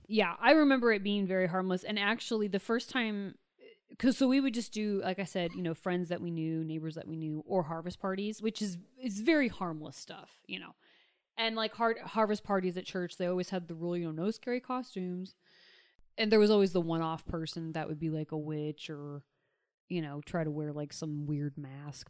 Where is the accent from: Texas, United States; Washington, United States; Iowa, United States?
Washington, United States; Pierce County, Western; moved away; I'm from Western Washington, from you know, the Seattle area, and the Wiccan population there is actually very strong. The county that I grew up in at the time was the most unchurched county in all of the nation